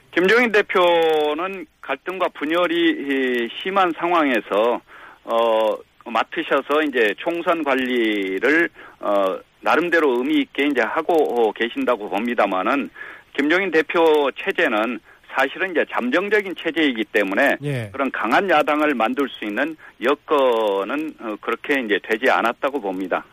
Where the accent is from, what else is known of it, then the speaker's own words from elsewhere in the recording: Gwangju, South Korea; 저도 어, 광주 출신입니다만은